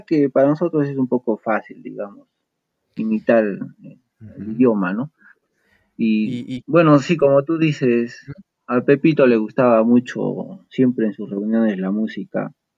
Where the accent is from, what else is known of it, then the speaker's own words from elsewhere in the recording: Arequipa, Peru; como buen arequipeño